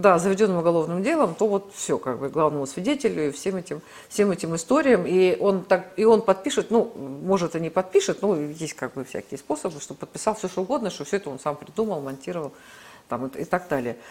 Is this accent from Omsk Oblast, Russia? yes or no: yes; Omsk, Omsk Oblast, Russia; now in Moscow, Russia; я вот из Омска, да, это был крупнейший сибирский промышленный центр